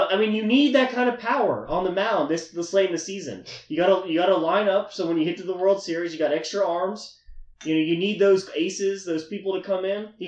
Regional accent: Dallas, Texas, United States; growing up in Dallas Fort Worth, I grew up a Rangers fan.

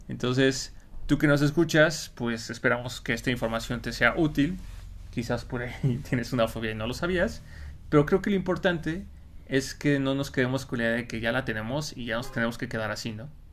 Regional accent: Mexico; Un pavo o guajolote, ¿no? Como le decimos en México

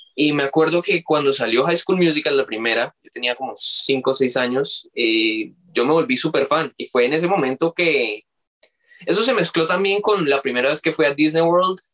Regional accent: Colombia; yo siendo colombiano

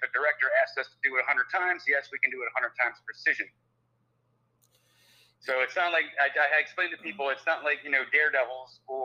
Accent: New Jersey, United States; moved away as an adult; also born or lived in Fort Lauderdale, Florida; now in Orlando, United States; growing up in South Jersey

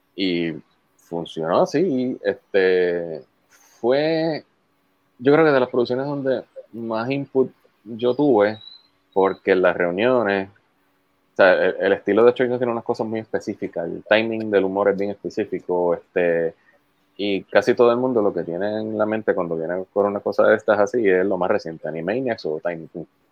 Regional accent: Puerto Rico; soy boricua

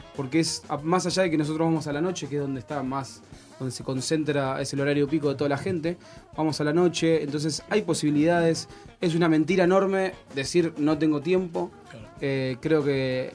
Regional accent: Monte Grande, Buenos Aires Province, Argentina; El secundario lo hice acá en Monte Grande, en el colegio Alviar.

